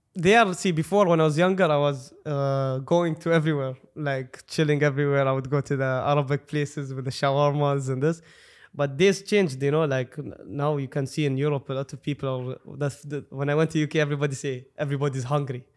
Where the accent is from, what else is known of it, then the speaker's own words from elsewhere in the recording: Dubai, United Arab Emirates; I'm from Dubai